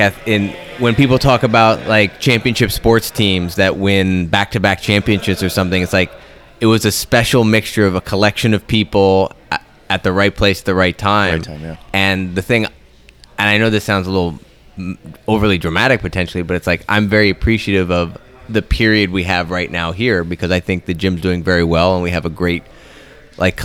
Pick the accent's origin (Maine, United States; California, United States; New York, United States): Maine, United States; moved away; I grew up in Maine